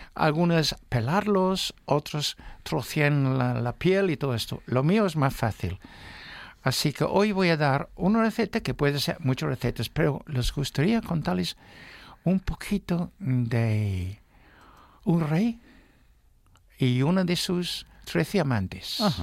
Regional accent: Newmarket, East of England, United Kingdom; Spanish is a second language; now in Spain; mi pueblo, Newmarket

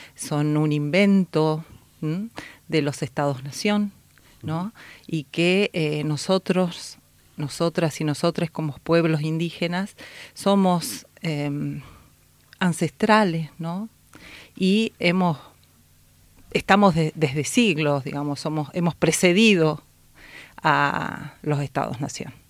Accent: Jujuy, Argentina; traigo un saludo desde mi tierra, Jujuy, Argentina, el norte

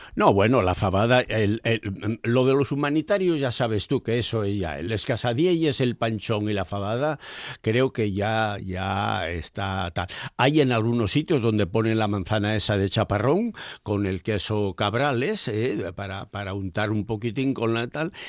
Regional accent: Nembra, Asturias, Spain; also born or lived in Moreda; yo soy de Nembra porque el más tonto tiene dos bares

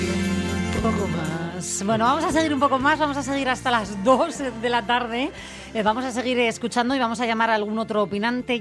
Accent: Asturias, Spain; como asturianos

